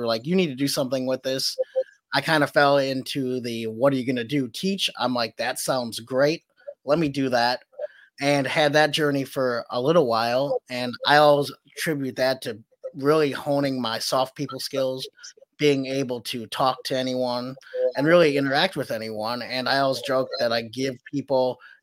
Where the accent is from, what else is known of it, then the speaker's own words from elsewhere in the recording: Wisconsin, United States; also born or lived in Guatemala / Atlanta, Georgia; I was born in Guatemala. I was put up for adoption pretty quickly after I was born. Got blessed enough to come to Wisconsin, and that's been my home pretty much ever since